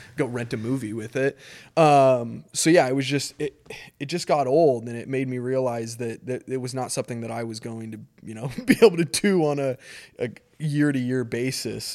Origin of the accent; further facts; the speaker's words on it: Eagle, Idaho, United States; I grew up in Eagle, Idaho, which is a small, small, when I, when I moved in, it was literally like a one light community.